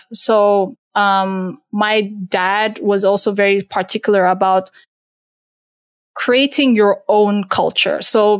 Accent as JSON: {"language": "English", "country": "Turkey", "tie": "born there", "said": "I was born in Turkey. So like I had a lot of, you know, Turkish, Middle Eastern influence as well."}